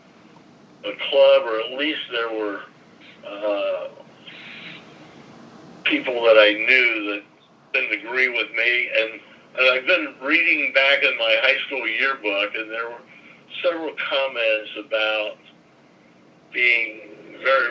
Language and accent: English; Portland, Indiana, United States; growing up in Portland.